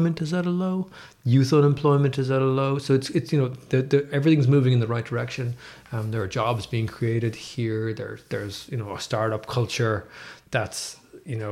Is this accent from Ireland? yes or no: yes; Dublin, Leinster, Ireland; moved away as an adult; also born or lived in Galway / New York; now in Limerick, Ireland; I'm from Dublin, and I went to Trinity College